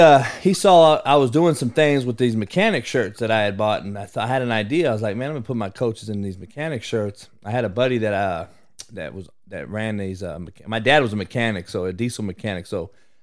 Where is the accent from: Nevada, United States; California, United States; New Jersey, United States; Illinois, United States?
California, United States; I'm from Cali